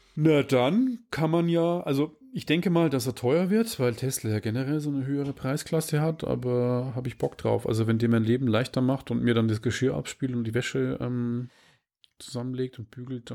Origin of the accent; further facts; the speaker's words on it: Regensburg, Bavaria, Germany; aus meiner Heimatstadt Rengsburg